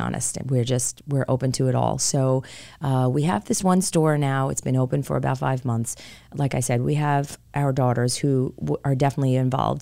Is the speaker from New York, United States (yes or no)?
yes; New York City, New York, United States; moved away as an adult; also born or lived in Rockville Centre, New York; now in Charlotte, United States; my husband and I are born and raised in New York, in, uh, Queens, New York, to be specific